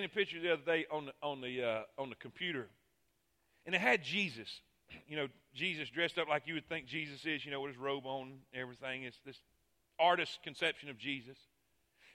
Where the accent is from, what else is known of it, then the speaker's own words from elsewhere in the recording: Fort Pierce, Florida, United States; moved away as an adult; also born or lived in Alabama; I grew up in Fort Pierce